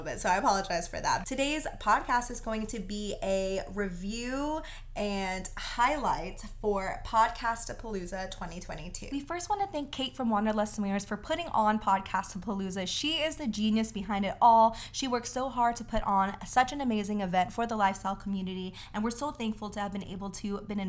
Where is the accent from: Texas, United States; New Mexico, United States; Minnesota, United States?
Texas, United States; we're from Texas